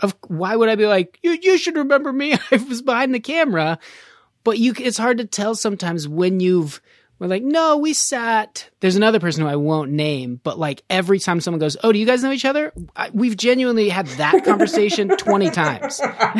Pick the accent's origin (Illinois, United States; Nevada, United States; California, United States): Nevada, United States; Reno; moved away; I'm from Reno, which is not Hollywood.